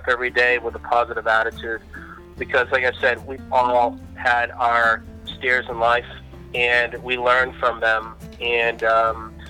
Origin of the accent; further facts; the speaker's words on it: New England, United States; now in Naples, United States; I am originally from New England